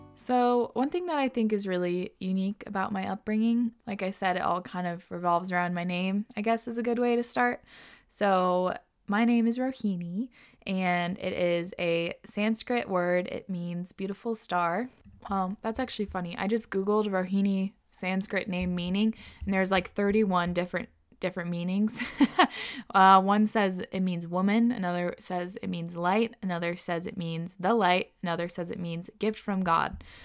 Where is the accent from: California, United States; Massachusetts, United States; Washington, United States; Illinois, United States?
Washington, United States; Whidbey Island; growing up on Woodby